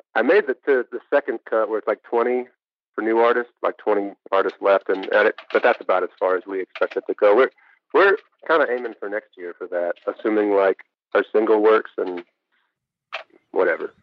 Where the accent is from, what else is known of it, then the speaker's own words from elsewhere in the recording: Kalamazoo, Michigan, United States; I'm from Kalamazoo, Michigan, grew up a Michigan fan